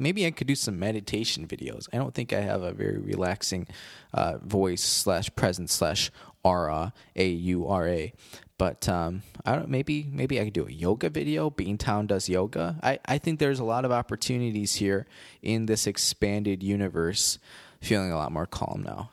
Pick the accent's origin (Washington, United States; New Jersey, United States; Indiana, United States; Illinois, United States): Illinois, United States; Rockford; a man, uh, from Rockford, Illinois, my hometown